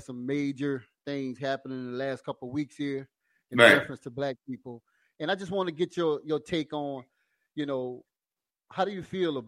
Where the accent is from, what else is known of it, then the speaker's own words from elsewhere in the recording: Louisiana, United States; And I'm from Louisiana. You know, I'm from the dirty, funky, stanky South. I'm from Louisiana